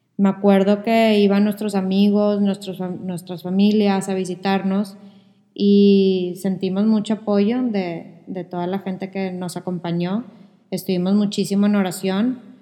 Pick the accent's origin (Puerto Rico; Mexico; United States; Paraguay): Mexico; Monterrey, Nuevo León; Los dos somos de Monterrey